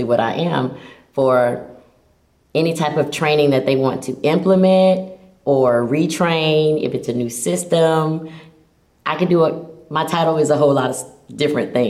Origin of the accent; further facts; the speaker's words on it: Florida, United States; also born or lived in Tallahassee, Florida; I'm a Floridian